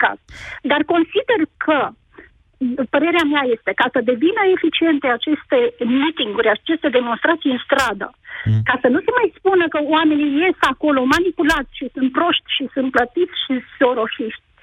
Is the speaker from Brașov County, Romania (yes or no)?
yes; Brașov, Brașov County, Romania; sunt din Brașov și am fost de zeci de ori în stradă